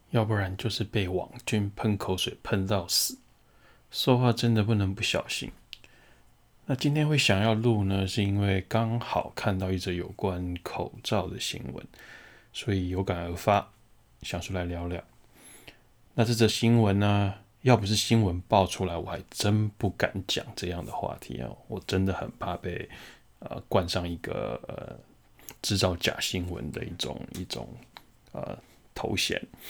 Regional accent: Taiwan; 这一年的疫情下来，我们台湾人到底怎么了？

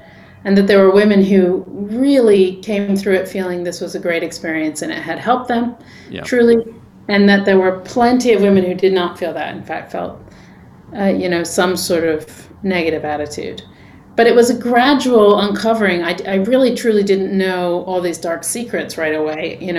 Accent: England, United Kingdom; also born or lived in New York; now in Los Angeles, United States; I'm not from LA. I grew up in England. I'm from New York. Okay. I've been here for 20 years.

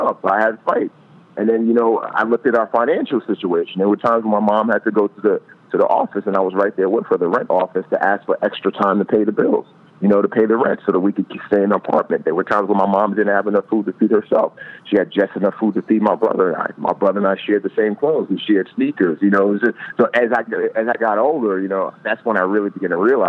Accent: New York City, New York, United States; growing up in the Bronx in the hood

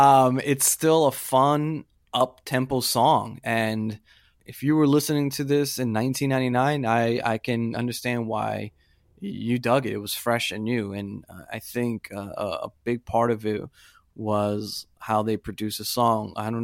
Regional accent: Puerto Rico; And being Puerto Rican, yes.

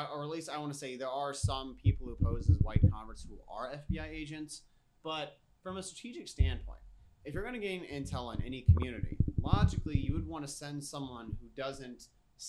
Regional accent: United States; I'm an American

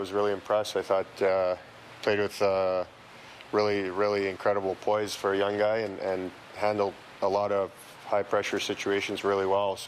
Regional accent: Toronto, Ontario, Canada; we're both from Toronto and we have our family here and we grew up here.

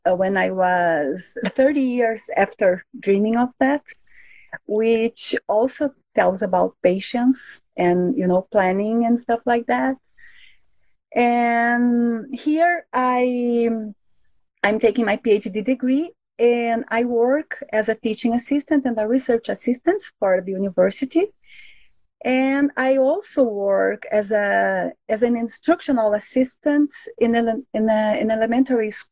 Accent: Brazil; first language Portuguese; English is a second language; moved away as an adult; now in Canada; I am from Brazil. I was born and raised there. I lived in three different states in that country, and all of them have borders with Spanish-speaking countries.

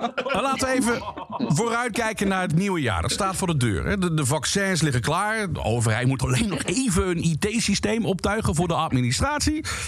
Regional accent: Limburg, Netherlands; Ik ben geboren en getogen in Limburg.

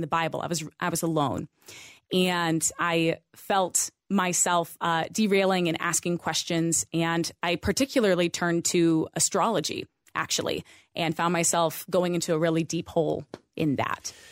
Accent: Idaho, United States; I grew up in Idaho

